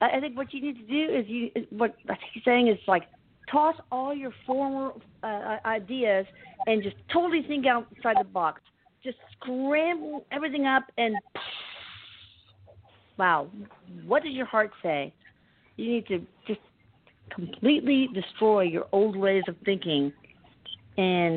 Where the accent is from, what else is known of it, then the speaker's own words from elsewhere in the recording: Houston, Texas, United States; I'm from Houston